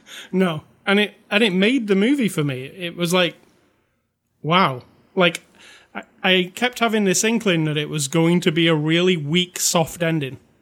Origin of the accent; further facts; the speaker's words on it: United Kingdom; I'm British